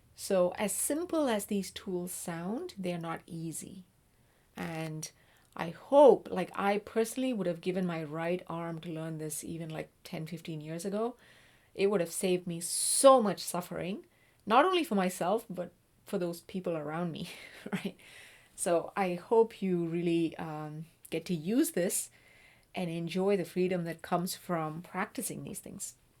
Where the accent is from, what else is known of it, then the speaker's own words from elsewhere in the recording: South India, India; moved away; I'm originally from South India.